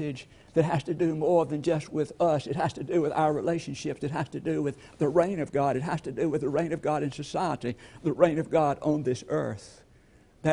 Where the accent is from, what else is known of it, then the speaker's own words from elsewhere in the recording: LaGrange, Georgia, United States; I'm from LaGrange, Georgia, and I remember a little lady in our hometown